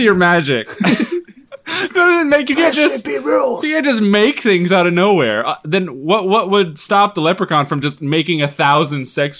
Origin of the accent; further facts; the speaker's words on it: Washington, United States; I'm from Washington.